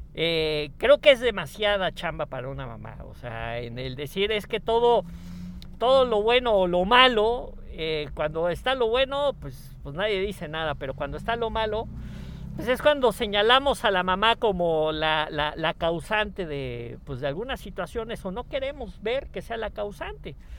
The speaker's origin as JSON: {"language": "Spanish", "country": "Mexico", "said": "les hablo de México"}